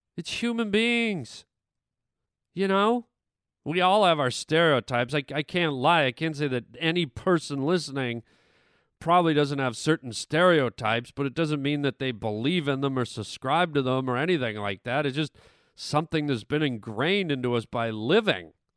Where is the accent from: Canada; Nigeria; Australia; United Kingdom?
Canada; now in United States; growing up in Canada